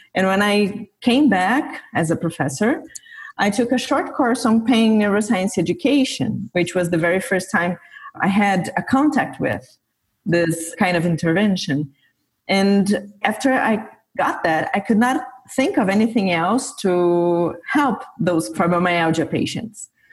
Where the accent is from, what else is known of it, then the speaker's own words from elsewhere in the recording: São Paulo, Brazil; now in São Carlos, Brazil; I was born and grew up in Sao Paulo, which is Brazil's biggest city.